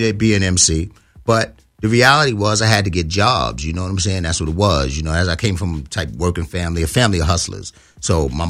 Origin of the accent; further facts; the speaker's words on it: New York City, New York, United States; I moved from the South Bronx to the North Bronx